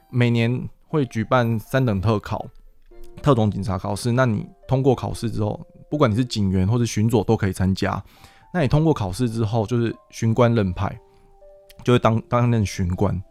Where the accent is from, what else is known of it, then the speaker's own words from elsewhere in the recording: Miaoli County, Taiwan; moved away as an adult; also born or lived in Sanchong, New Taipei; now in New Taipei, Taiwan; 然后我本身我苗栗人，然后又来到新北市，在三重服务